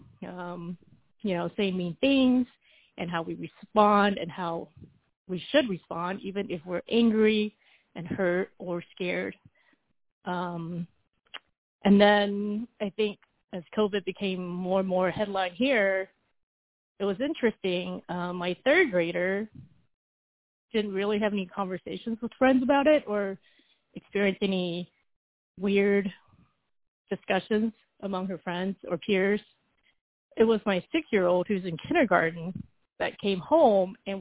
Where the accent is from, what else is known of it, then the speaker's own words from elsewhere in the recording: Texas, United States; also born or lived in Taiwan; I was born in Taiwan and we immigrated to Texas when I was around 7